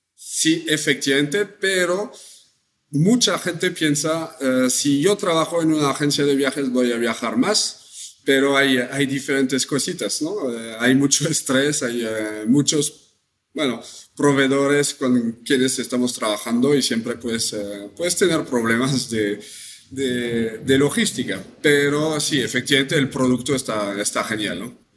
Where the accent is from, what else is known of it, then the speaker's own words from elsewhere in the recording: France; accent: French; Spanish is a second language; moved away as an adult; now in Mexico; como escuchan mi, acento, soy francés.